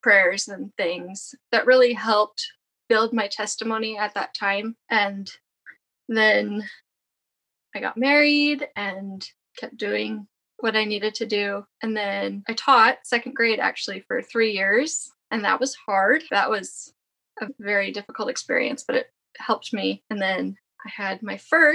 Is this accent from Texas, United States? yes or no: no; Arizona, United States; also born or lived in Virginia / Northern Alabama; now in Alabama, United States; We currently live in Northern Alabama, but I grew up in Arizona